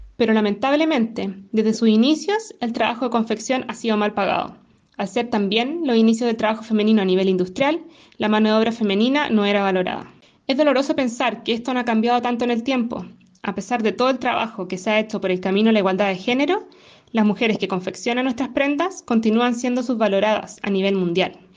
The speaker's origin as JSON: {"language": "Spanish", "country": "Chile"}